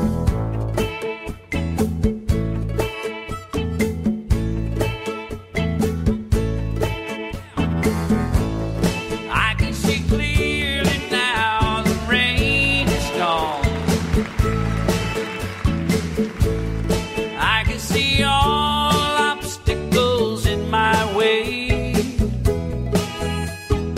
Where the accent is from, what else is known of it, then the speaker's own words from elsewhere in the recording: Australia; as an Aussie